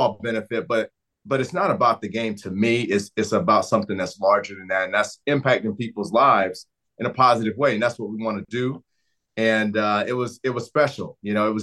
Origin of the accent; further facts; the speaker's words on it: North Carolina, United States; now in Los Angeles, United States; I'm from North Carolina